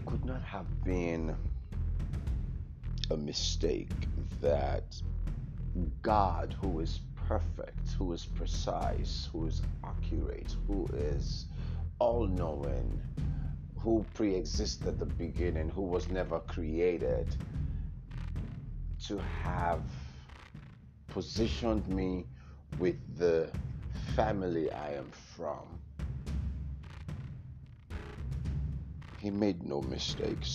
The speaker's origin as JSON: {"language": "English", "region": "California", "country": "United States", "also_born_or_lived": "Nigeria", "said": "my home state of California"}